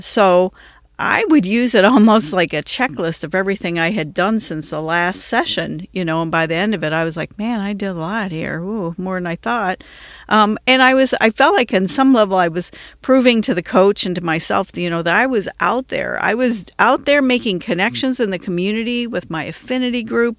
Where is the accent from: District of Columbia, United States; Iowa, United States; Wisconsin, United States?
District of Columbia, United States; Washington; moved away; also born or lived in Detroit area, Michigan; I was from the Washington, D.C. area, I learned to drive on the Washington Beltway